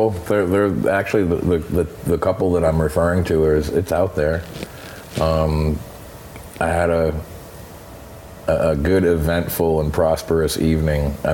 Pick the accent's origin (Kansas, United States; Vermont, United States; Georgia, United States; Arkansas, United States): Vermont, United States; Is I grew up from in Vermont.